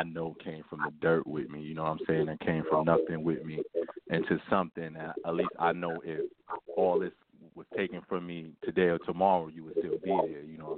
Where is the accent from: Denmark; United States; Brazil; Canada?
United States; New York City, New York; now in South Carolina, United States; I'm originally from Brooklyn, but I live in South Carolina right now